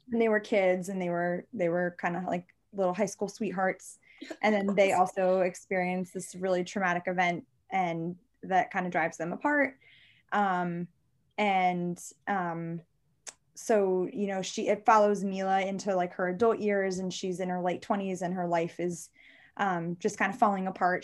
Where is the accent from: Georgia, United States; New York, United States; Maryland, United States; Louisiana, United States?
Maryland, United States; I'm from Maryland